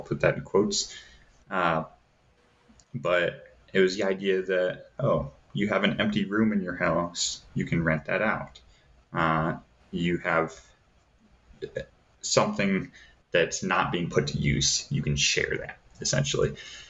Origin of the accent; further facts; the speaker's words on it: Davenport, Iowa, United States; So where I grew up in Davenport, Iowa, you can look on different sites.